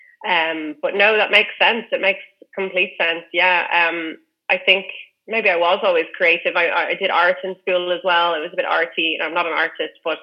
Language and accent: English; Dublin, Leinster, Ireland; I'm from Dublin